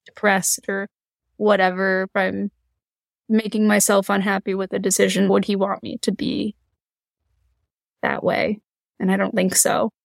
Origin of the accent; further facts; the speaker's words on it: Eastern Massachusetts, United States; the area that we're from, Eastern Massachusetts